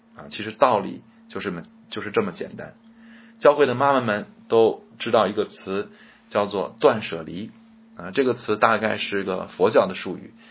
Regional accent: China; 我们中国人

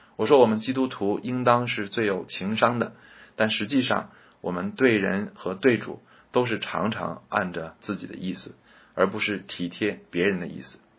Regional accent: China; 我们中国人

